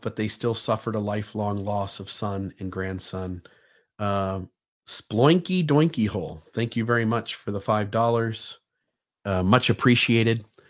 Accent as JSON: {"language": "English", "town": "Sandusky", "region": "Ohio", "country": "United States", "tie": "born or raised there", "said": "my hometown of Sandusky, Ohio"}